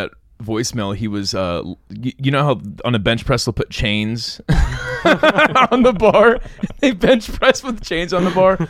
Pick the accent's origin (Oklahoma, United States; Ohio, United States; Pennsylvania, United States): Ohio, United States; Lebanon; born or raised there